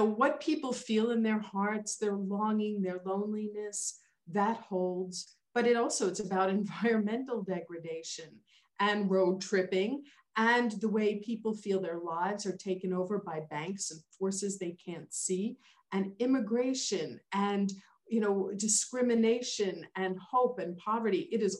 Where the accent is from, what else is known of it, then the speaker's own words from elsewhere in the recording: New York City, New York, United States; And I'm a city kid. You know, I grew up in New York City, made, born and raised, you know